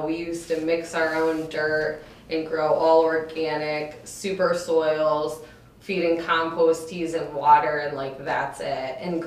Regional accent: Connecticut, United States; moved away as an adult; also born or lived in California / Oregon; I'm from Connecticut originally

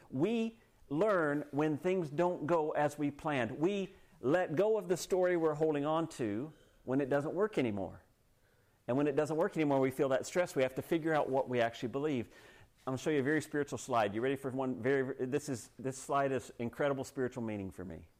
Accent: United States; now in Canada; I grew up in the States

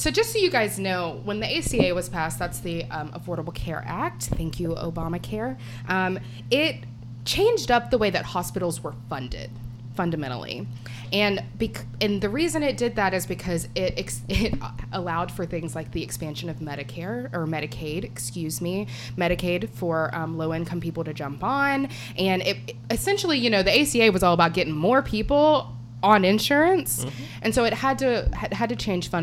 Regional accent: Alabama, United States; my home state of Alabama

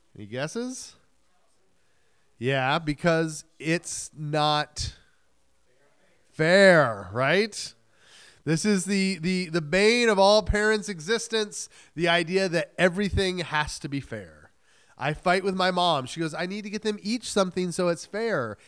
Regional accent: New England, United States; moved away; I was new from New England

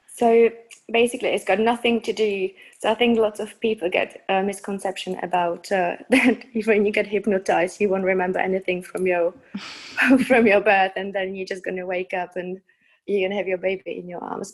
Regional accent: Czechia; also born or lived in United Kingdom; now in Prague, Czech Republic; I was born in the Czech Republic and then I spent um, about 20 years in the UK.

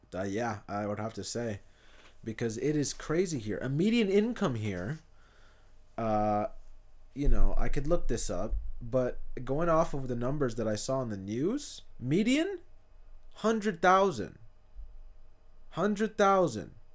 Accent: Hayward, California, United States; also born or lived in Fremont / Union City; South Hayward was, was where I'm from

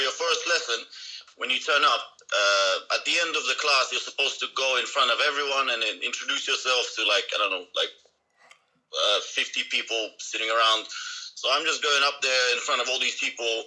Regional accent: Russia; moved away as an adult; now in Japan; I'm from Russia.

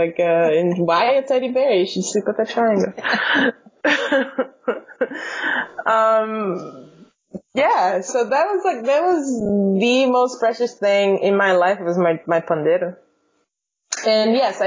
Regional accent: Brazil; English is a second language; moved away as an adult; also born or lived in Chicago suburbs, Illinois; now in Los Angeles, United States; I grew up in Brazil, and where I attended school, there was no music classes available in public schools

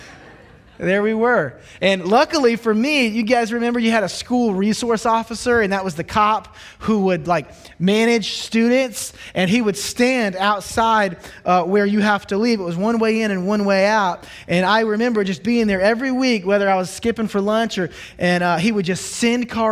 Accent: Charleston, South Carolina, United States; moved away as an adult; I grew up in Charleston, South Carolina

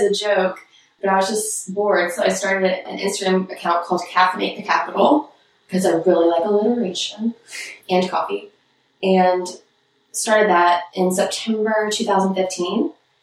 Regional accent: Shreveport, Louisiana, United States; moved away as an adult; now in Washington, D.C., United States; I'm from Shreveport, Louisiana

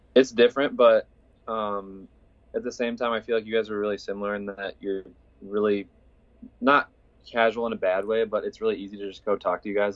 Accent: Iowa City, Iowa, United States; I'm from Iowa City originally, and then I decided to go to school here at Iowa.

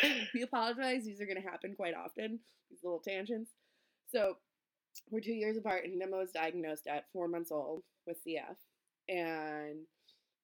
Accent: East Coast, United States; now in Minnesota, United States; we're nice, but we're also very direct because we're from the East Coast

